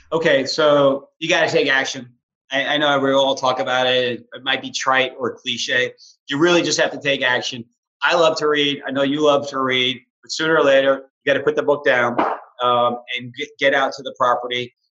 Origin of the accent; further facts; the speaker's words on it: New York City, New York, United States; moved away as an adult; also born or lived in Hoboken, New Jersey; now in Houston, United States; I'm this kid from New York City.